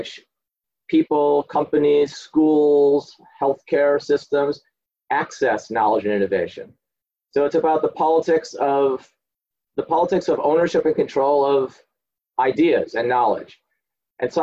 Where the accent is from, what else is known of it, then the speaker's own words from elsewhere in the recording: outside Chicago, Illinois, United States; accent: a guy from Chicago; moved away as an adult; also born or lived in Colombia / Berkeley; now in United Kingdom; I grew up outside Chicago